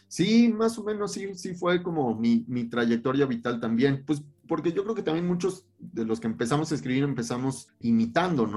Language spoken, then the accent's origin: Spanish; Cuernavaca, Morelos, Mexico; also born or lived in Mexico City; yo nací en la Ciudad de México, pero crecí allá y pasé toda mi infancia de ese lado